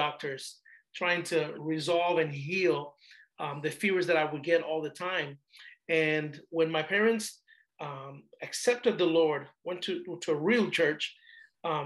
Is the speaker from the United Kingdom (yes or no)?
no; Panama; also born or lived in Panama City, Panama; now in United States; I'm originally from Panama, Central America, migrated to the United States in 92.